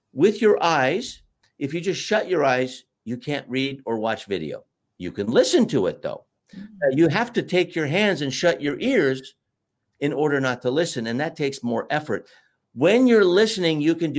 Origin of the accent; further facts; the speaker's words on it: United States; We're both American